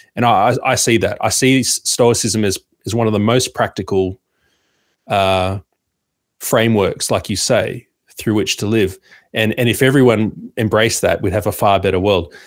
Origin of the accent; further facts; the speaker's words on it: Sydney, New South Wales, Australia; I'm from Sydney